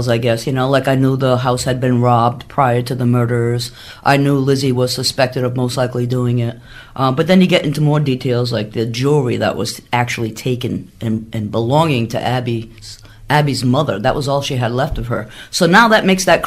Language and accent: English; Fall River, Massachusetts, United States; I was born and raised in Fall River